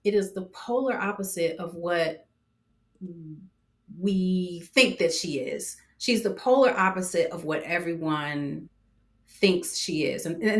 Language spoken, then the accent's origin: English; Detroit, Michigan, United States; accent: Detroit; Now, if I'm mad, you know, I have like my New York accent, but at that time it was very much Detroit.